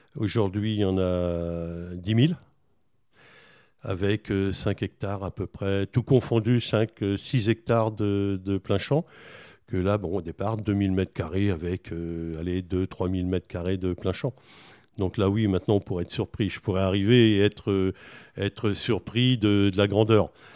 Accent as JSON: {"language": "French", "town": "Buzançais", "region": "Centre-Val de Loire", "country": "France", "tie": "born or raised there", "also_born_or_lived": "Villedieu-sur-Indre / Châteauroux / Charente-Maritime", "said": "j'ai fait mon enfance à Buzancais"}